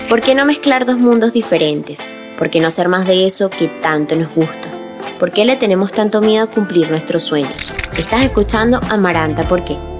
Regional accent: Venezuela; now in Buenos Aires, Argentina; yo soy venezolana, pero estoy en Buenos Aires hace tiempo

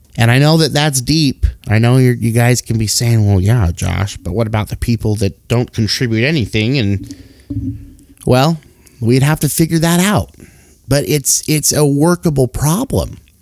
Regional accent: Salt Lake City, Utah, United States; born and raised in Salt Lake City, Utah

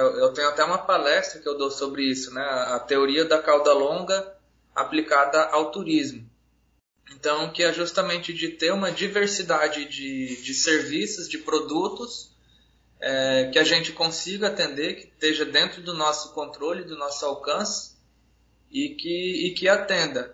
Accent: Paraná, Brazil; now in Roraima, Brazil; eu sou natural do estado do Paraná, mas moro aqui em Roraima já desde 94

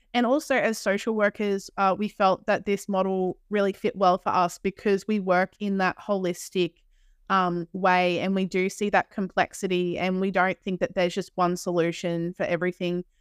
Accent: Australia; accent: Australian; we are from Australia

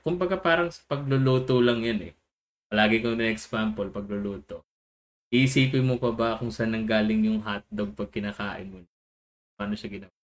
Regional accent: Philippines; the Filipino in me

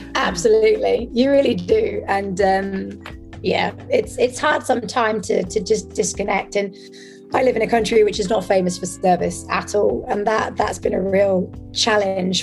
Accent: France; now in Amsterdam, Netherlands; I was raised in France

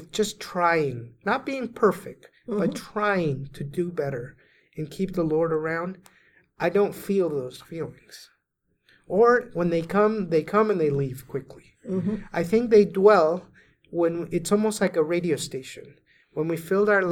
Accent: Venezuela; moved away; I was raised in Venezuela and all my family was Catholic

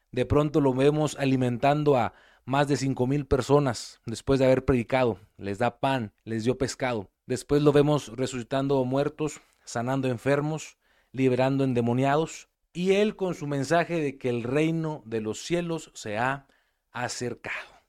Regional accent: Mexico; independencia de nuestro país

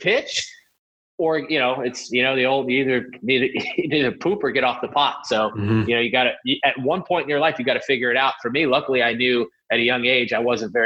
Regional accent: New York City, New York, United States; moved away as an adult; also born or lived in San Marino; growing up in New York City

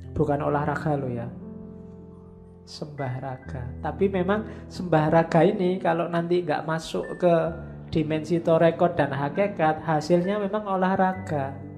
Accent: Indonesia; saya dari Indonesia

